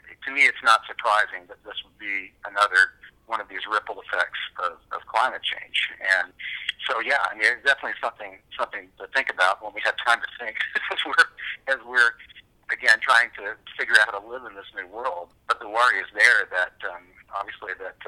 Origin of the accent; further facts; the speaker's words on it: Savannah, Georgia, United States; as a child growing up in Savannah